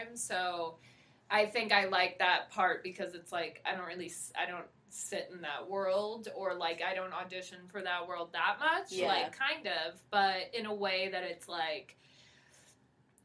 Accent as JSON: {"language": "English", "area": "Rockland County", "region": "New York", "country": "United States", "tie": "born or raised there", "also_born_or_lived": "Bronx, New York / Palisades Park, New Jersey", "said": "Just in Rockland County. Well, I was born in the Bronx, but then grew up in Jersey for a minute, like, Bergen County area, Palisades Park"}